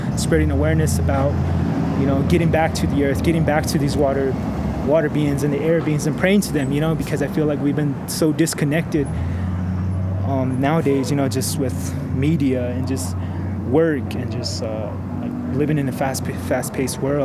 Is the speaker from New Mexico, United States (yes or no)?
yes; Pinedale, New Mexico, United States; I'm from the Pinedale community, and that's located east of Gallup on the reservation